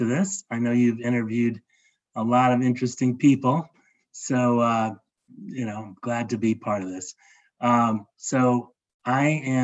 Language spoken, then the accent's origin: English; Los Angeles, California, United States; now in Atlanta, United States; I grew up in Los Angeles in the 1960s and early 70s.